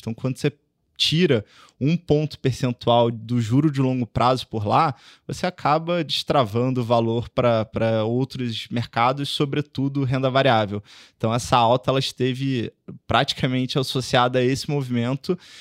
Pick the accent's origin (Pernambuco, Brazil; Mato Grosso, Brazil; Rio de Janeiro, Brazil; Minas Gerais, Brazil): Rio de Janeiro, Brazil; moved away as an adult; now in São Paulo, Brazil; Comecei minha carreira no Rio, sou carioca